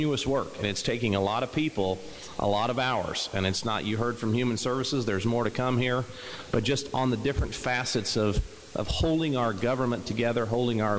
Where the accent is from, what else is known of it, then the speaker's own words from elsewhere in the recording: Williamson County, Southern Illinois, United States; I'm a Southern Illinois guy. I grew up in Williamson County. I still live in Williamson County